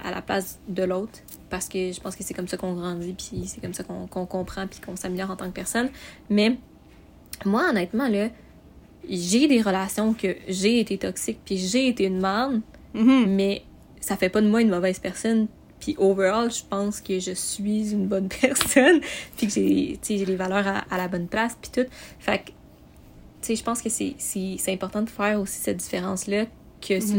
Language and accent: French; Montreal, Quebec, Canada; moved away as an adult; also born or lived in Sorel; now in Sherbrooke, Canada; à base, je viens de Montréal